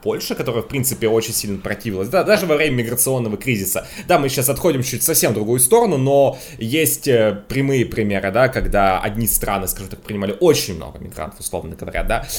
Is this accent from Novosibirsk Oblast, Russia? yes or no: no; Moscow, Russia; я всю жизнь живу в Москве